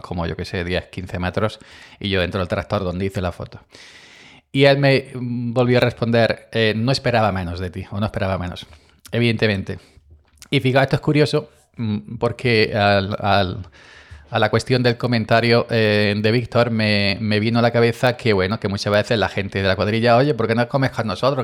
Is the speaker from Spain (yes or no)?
yes; Andalusia, Spain; somos andaluces